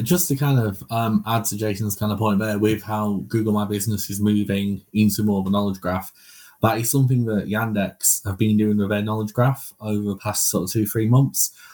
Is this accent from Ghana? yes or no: no; United Kingdom; we're British